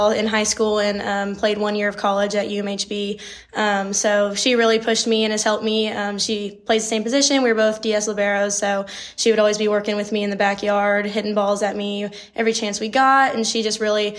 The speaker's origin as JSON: {"language": "English", "town": "Schertz", "region": "Texas", "country": "United States", "moved": "as an adult", "lives_now": "Marshall, United States", "said": "I am from Schertz, Texas. It's just on the northeast side of San Antonio"}